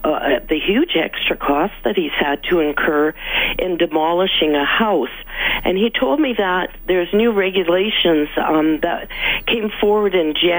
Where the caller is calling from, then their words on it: Edmonton, Alberta, Canada; I'm from West Jasper Sherwood. I'm just phoning.